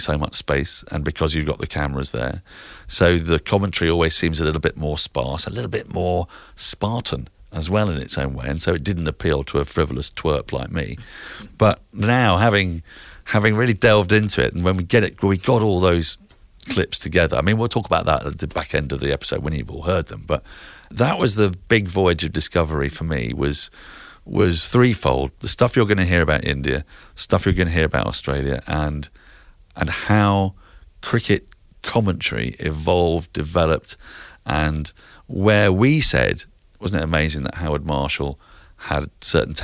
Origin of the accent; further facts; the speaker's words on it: England, United Kingdom; growing up in England